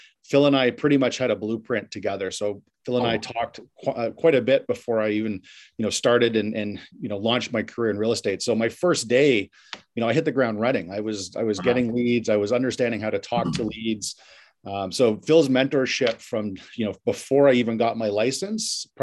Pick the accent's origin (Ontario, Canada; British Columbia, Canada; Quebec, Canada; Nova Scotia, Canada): Ontario, Canada; Ottawa; moved away as an adult; also born or lived in London, England / Boston / Toronto; I've lived in London, England, Boston, Toronto. My hometown's Ottawa